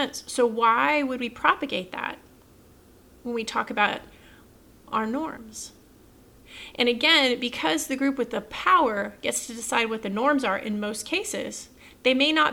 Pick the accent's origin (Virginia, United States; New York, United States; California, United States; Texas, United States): Texas, United States; as a Texan